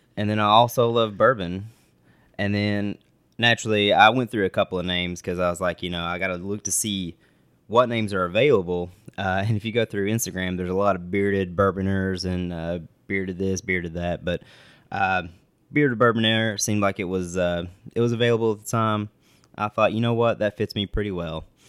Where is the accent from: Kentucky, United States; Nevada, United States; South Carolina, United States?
Kentucky, United States; West Liberty; I'm from a little town in Eastern Kentucky, uh, called West Liberty